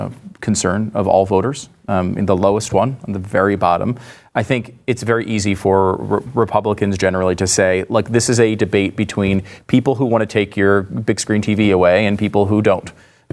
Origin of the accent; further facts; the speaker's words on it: Oklahoma, United States; I grew up in Oklahoma.